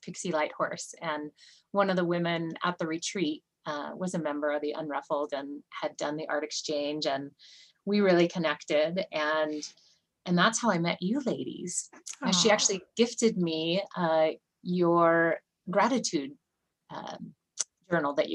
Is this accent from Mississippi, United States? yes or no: no; Santa Rosa, California, United States; moved away as an adult; also born or lived in Bay Area, California; now in Bend, United States; I am originally from California girl, grew up in Santa Rosa and lived in the Bay Area for a while and then migrated north